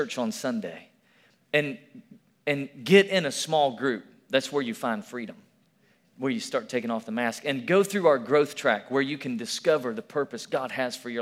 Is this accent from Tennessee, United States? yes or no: yes; Tennessee, United States; moved away; also born or lived in Alabama; I'm from Tennessee